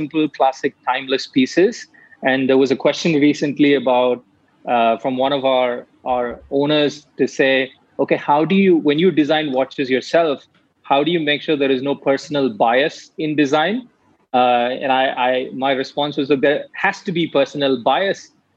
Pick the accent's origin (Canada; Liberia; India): India; Chennai, Tamil Nadu; moved away; I grew up in Chennai when I was young